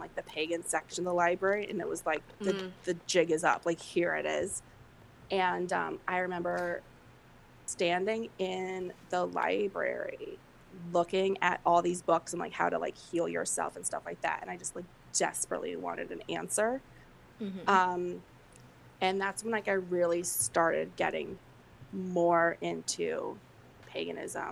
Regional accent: Bridgeport, Connecticut, United States; it's in my hometown it's in Black Rock, which is in part of Bridgeport, Connecticut

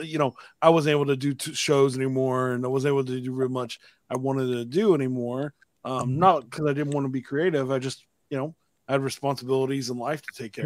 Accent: Austin, Texas, United States; I'm from Austin

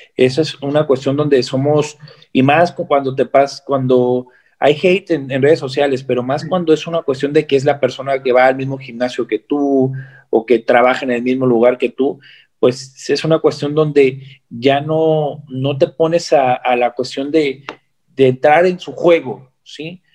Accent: Mexico; yo soy su hermano mexicano

